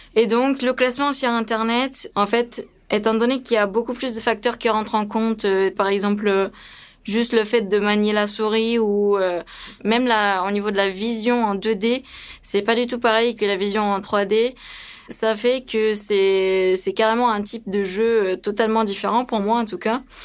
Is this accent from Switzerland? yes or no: no; France; also born or lived in Romania; je suis roumaine d'origine, et que on est venu en France quand j'avais quand j'avais 9 ans